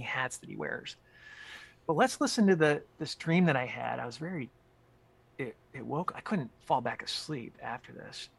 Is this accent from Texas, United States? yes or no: no; Michigan, United States; also born or lived in Chicago area; now in Chicago, United States; I grew up in Michigan and I live in the Chicago area